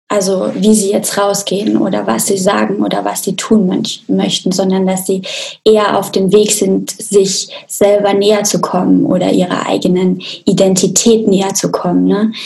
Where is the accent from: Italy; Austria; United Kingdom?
Austria; Also ich komme ja auch aus Österreich, aus einem kleinen Dorf in den Bergen